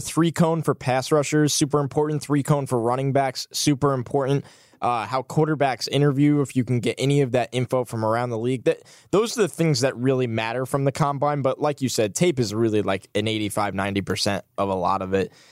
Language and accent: English; New York, United States; I'm a New Yorker.